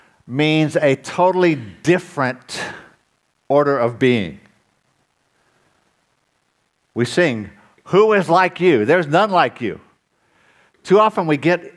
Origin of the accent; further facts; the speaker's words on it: United States; moved away; when I grew up in the States